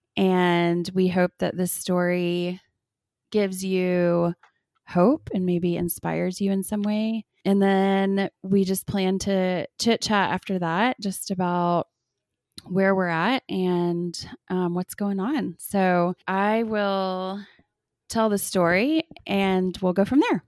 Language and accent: English; Austin, Texas, United States; now in Lubbock, United States; we grew up in Austin